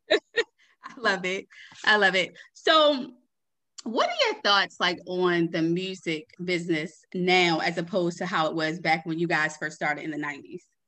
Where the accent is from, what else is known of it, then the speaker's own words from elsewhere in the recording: Baltimore, Maryland, United States; I'm from Baltimore, Maryland too